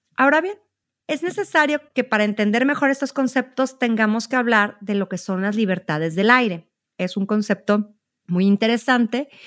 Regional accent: Mexico; nuestro país

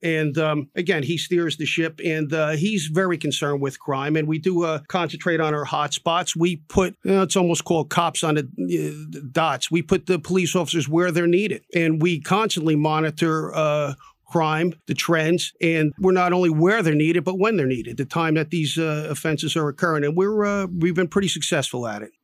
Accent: Newark, New Jersey, United States; I was born in Newark, raised in Newark

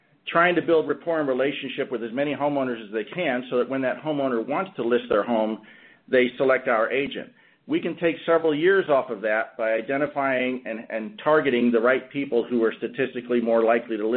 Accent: Orlando, Florida, United States; my hometown of Orlando, Florida

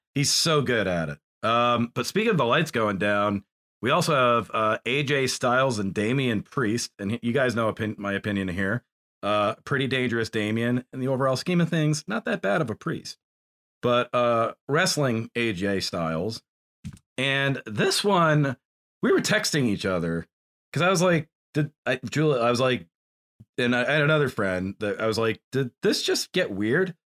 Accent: New Hampshire, United States; white boy growing up in New Hampshire

